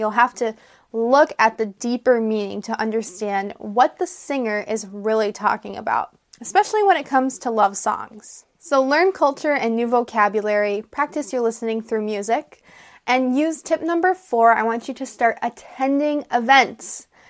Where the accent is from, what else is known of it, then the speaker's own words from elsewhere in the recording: United States; I'm an American English teacher